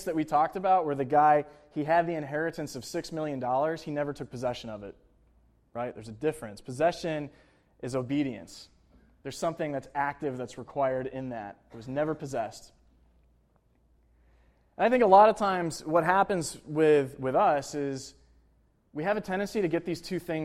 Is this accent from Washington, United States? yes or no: no; Buffalo, New York, United States; moved away as an adult; also born or lived in Manhattan; now in New York City, United States; I went back to my hometown in Buffalo, New York